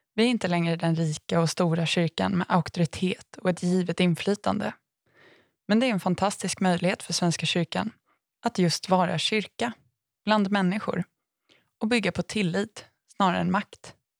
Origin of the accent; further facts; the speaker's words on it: Aneby, Jönköping County, Sweden; min hemort Aneby